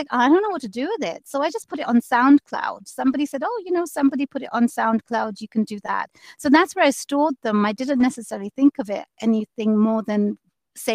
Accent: London, United Kingdom; moved away as an adult; now in Seattle, United States; I grew up in London

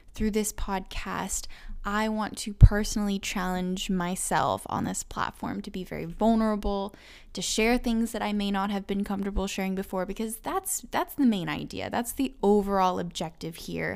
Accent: Tulsa, Oklahoma, United States; I am from Tulsa, Oklahoma.

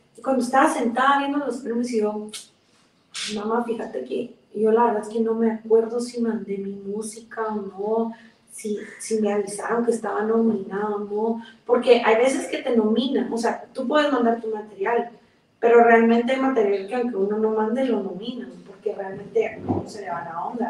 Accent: Guatemala City, Guatemala Department, Guatemala; es guatemalteca, nací aquí en la ciudad de Guatemala

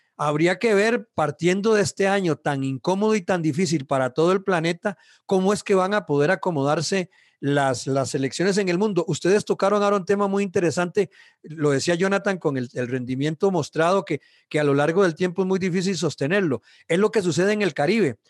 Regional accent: Costa Rica; así somos los ticos

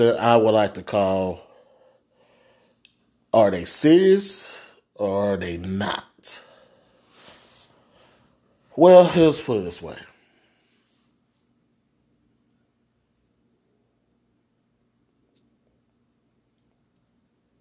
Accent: the South, United States; I'm from the South

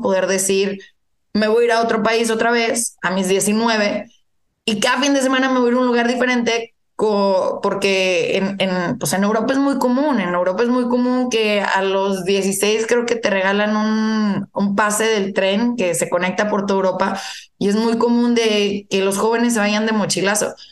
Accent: Saltillo, Coahuila, Mexico; moved away as an adult; also born or lived in Canada; Soy originaria de Saltillo

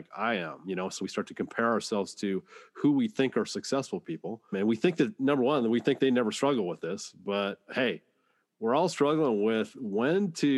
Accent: Dayton, Washington, United States; I'm in Washington State, and it's close by my hometown of Dayton, where I went to high school

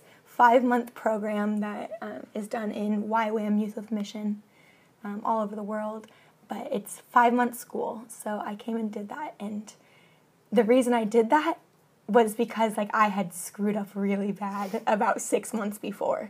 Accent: Washington, United States; I am from the mountains, I'm from Washington State

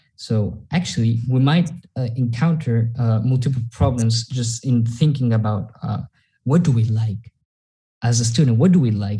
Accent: Mexico; I'm a Mexican student as Marcelo, and we've I, I, was born in Mexico

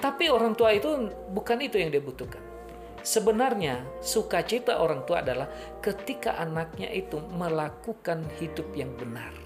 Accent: Nias, North Sumatra, Indonesia; now in Semarang, Indonesia; Saya dari Niasya

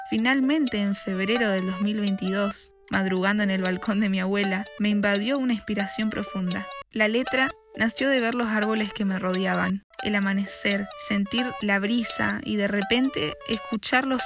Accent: Posadas, Misiones, Argentina; Nací en Posadas Misiones.

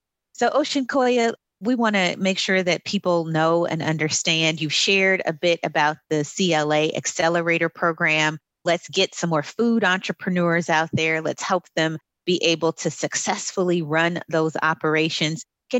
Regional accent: Los Angeles, California, United States; I was born and raised in South Central, right.

